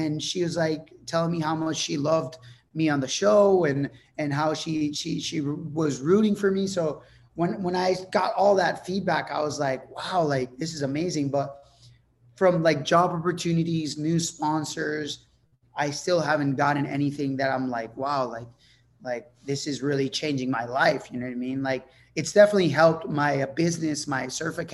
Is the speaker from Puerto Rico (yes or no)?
yes; Puerto Rico; first language Spanish; English is a second language; I'm from Puerto Rico. We live on a super small island